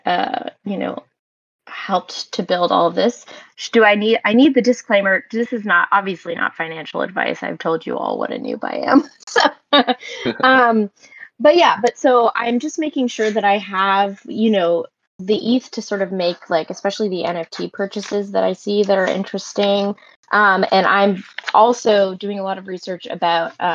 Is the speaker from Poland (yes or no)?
no; Canada; also born or lived in Montreal; I'm Canadian. I live in Montreal